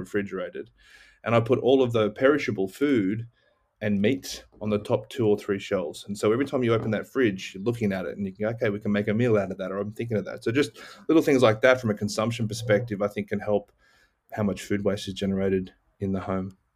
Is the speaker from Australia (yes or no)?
yes; Cronulla, New South Wales, Australia; moved away; also born or lived in Austin, Texas, United States; being an Aussie, we lived right on, on a beach in a town called Cronulla, south